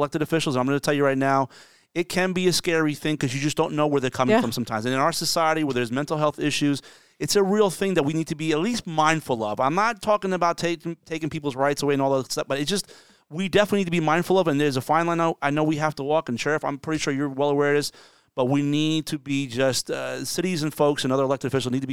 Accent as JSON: {"language": "English", "region": "New Jersey", "country": "United States", "tie": "born or raised there", "said": "when I was a kid growing up in Jersey"}